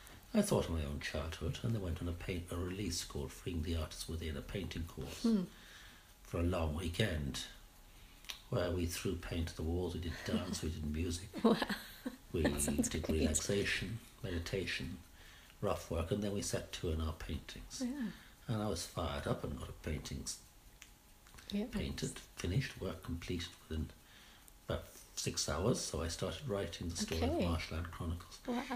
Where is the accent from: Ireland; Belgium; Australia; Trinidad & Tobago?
Ireland; also born or lived in England / London / Sheffield; I was born in England, and my parents came over to farm in Ireland and lived at various locations before settling down by the banks of the Boyne, where they did some small-scale farming and ran a hotel.